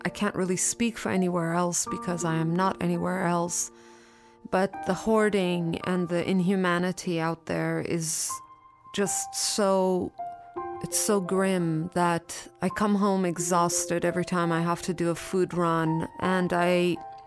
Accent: India; also born or lived in Iran; now in Los Angeles, United States; I was born in Iran, raised in India, and I currently live in Los Angeles

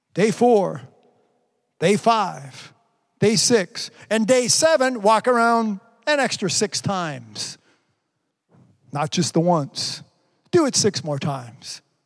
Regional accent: Canada; pray for my prime minister

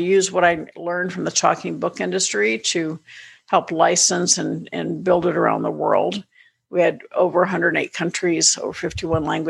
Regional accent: Orlando, Florida, United States; moved away as an adult; also born or lived in San Diego / Chicago / Atlanta, Georgia; I grew up in Orlando. I was born in San Diego. I was a Navy brat. We lived in Chicago for 5 years, Great Lakes. And then my dad retired when I was 8 to Orlando. So I really grew up in Orlando

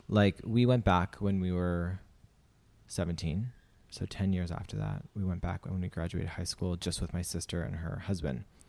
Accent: Saskatchewan, Canada; moved away as an adult; also born or lived in Romania; now in Australia; I'm from Saskatchewan

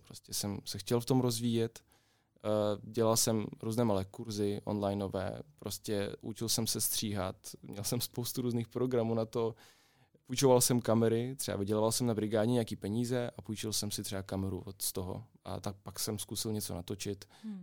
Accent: Kryve Ozero, Mykolaiv Oblast, Ukraine; Czech is a second language; now in Plzeň, Czechia; já jsem z Ukrajiny, z jižní části, z takové malé vesničky. To má jméno Křivé jezero

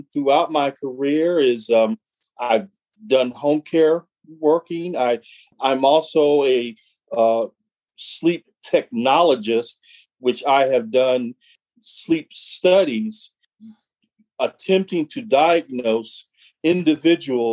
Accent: Omaha, Nebraska, United States; moved away as an adult; also born or lived in Fremont, Nebraska; now in Southern California, United States; he and I grew up together in Omaha, Nebraska.

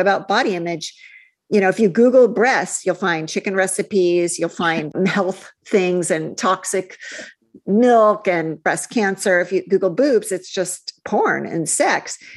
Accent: Midwest, United States; moved away; also born or lived in California; growing up in the Midwest with cheerleaders and beauty queens

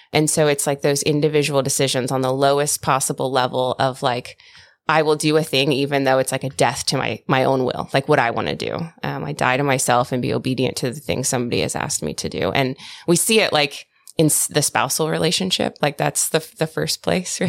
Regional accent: United States; I'm American

